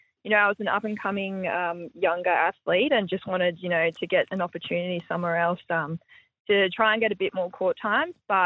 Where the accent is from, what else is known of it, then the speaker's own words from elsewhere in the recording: Brisbane, Queensland, Australia; Yeah, I'm from Brizzy, so grew up